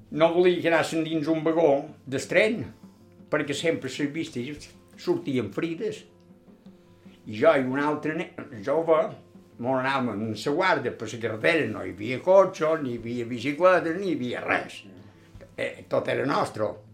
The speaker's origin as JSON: {"language": "Catalan", "town": "Palma", "region": "Balearic Islands", "country": "Spain", "tie": "born or raised there", "also_born_or_lived": "Can Pastilla", "said": "vaig estar allà poc temps i llavors vaig venir cap aquí"}